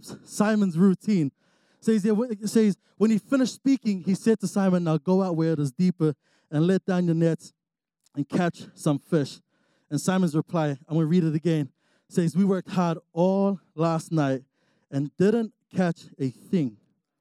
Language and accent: English; New Zealand; moved away as an adult; now in Utah, United States; I'm actually from New Zealand. And so, you know, I moved out here 3 years ago